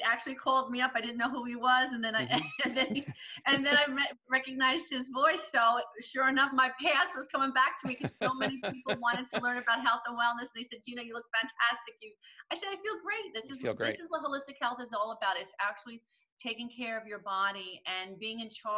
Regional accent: Jackson, New Jersey, United States; I grew up in Jackson, New Jersey, and it was just an area of filled with just gardens and vegetables

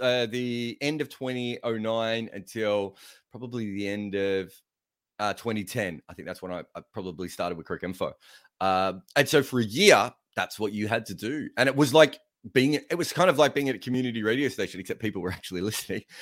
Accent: Australia; I'm Australian

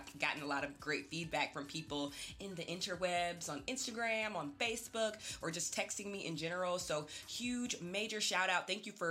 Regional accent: Athens, Georgia, United States; I'm from Athens, Georgia, and I went to the University of Georgia.

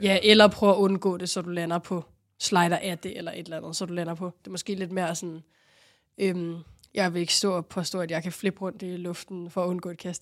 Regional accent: Rungsted, Capital Region of Denmark, Denmark; i Rungsted, hvor jeg voksede op

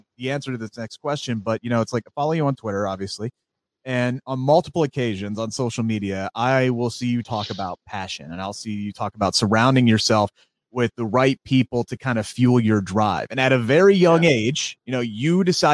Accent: Cincinnati, Ohio, United States; I'm from Cincinnati

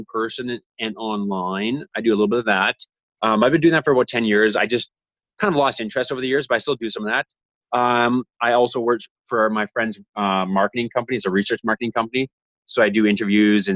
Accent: Canada; as a Canadian

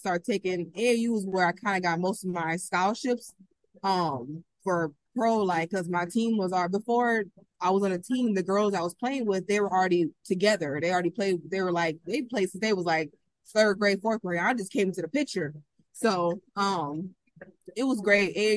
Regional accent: Minneapolis, Minnesota, United States; I'm from Minneapolis, Minnesota

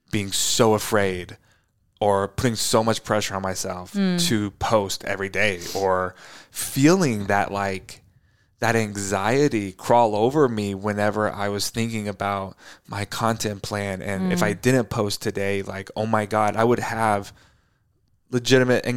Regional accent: Tornado Alley, United States; we grew up in the country and I also grew up in Tornado Alley

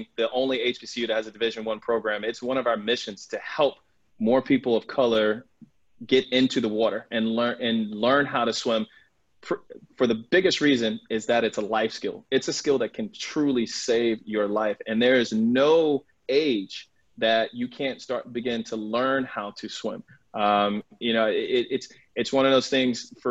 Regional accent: North Carolina, United States; moved away; I'm originally from North Carolina

